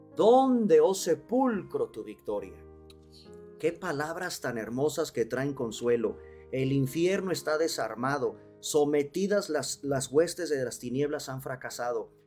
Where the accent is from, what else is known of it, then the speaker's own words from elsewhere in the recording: Mexico; los mexicanos hacemos nuestras calaveritas a manera poética y de rimas